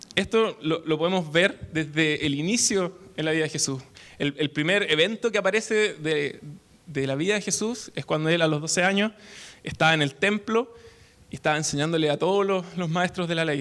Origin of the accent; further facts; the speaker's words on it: Temuco, Araucanía, Chile; now in Santiago, Chile; Soy de Temuco, del sur de Chile